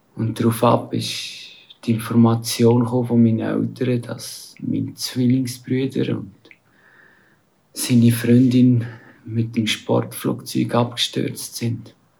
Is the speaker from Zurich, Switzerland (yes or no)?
no; Aargau, Switzerland; moved away as an adult; now in India; bin aus dem Aargau und lebe aber momentan in Indien die meiste Zeit.